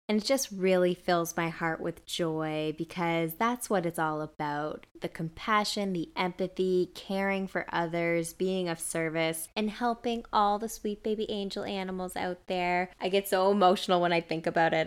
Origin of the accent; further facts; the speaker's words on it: East Coast, Canada; now in British Columbia, Canada; growing up on the East Coast